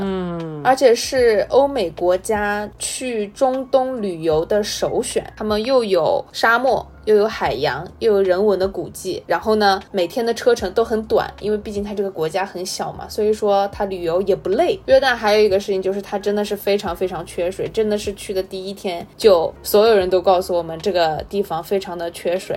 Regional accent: China; 跟我们中国的气候其实是差不多持平的

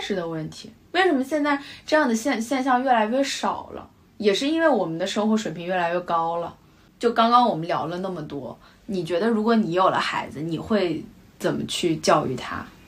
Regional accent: China; moved away as an adult; now in London, United Kingdom; 我们是中国人，但是我们从伦敦来的，我们在伦敦上学

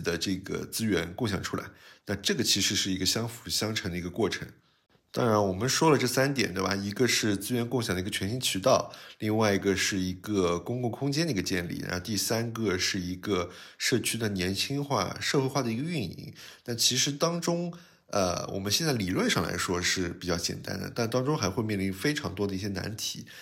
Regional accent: Shanghai lilong, China; 不像我们原来里弄里小时候在那边玩的时候，基本上呃家里的旁边几户人家都是非常相熟的，那甚至就是互相串门啊。我小的时候在外婆家

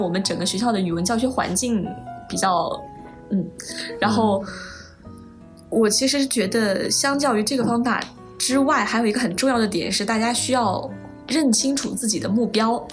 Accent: Henan, China; 我是河南的考生

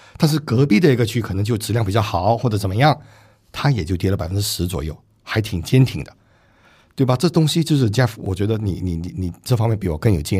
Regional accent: Singapore; 我新加坡人嘛

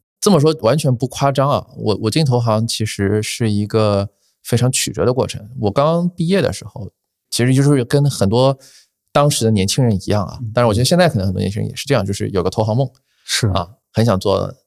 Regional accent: Shanghai, China; 我，我是在上海嘛，我是土著啊

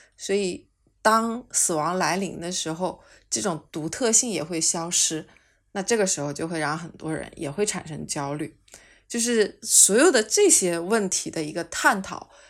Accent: China; 其实我们中国人本身是有生死观的啊

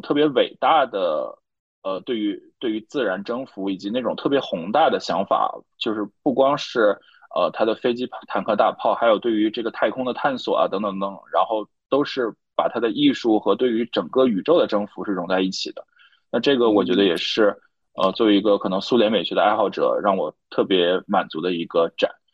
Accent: Northeast China, China; now in Shanghai, China; 我在东北生活长大

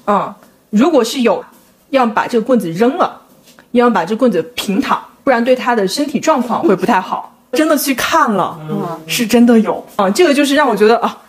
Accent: Guangdong, China; 我家可能不是属于那种特别传统正宗的广东人

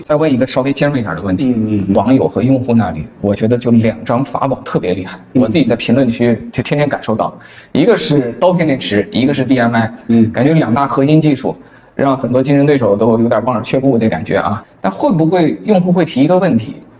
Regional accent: Shiyan, Hubei, China; 我们家是出了那湖北的山城实验

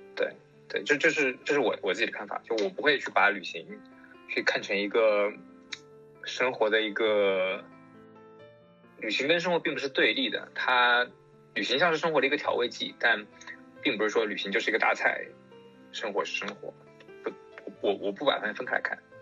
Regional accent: Yangtze River Delta, China; 我身，出生在长三角，上学也在长三角，都没有出去过

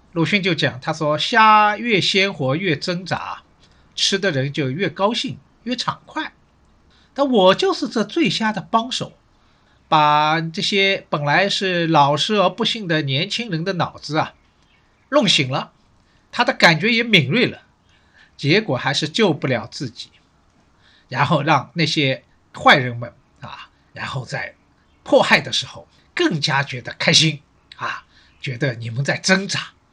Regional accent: Shanghai, China; 我是上海人，所以呢，对城市这一块呢，好像也特别有感觉

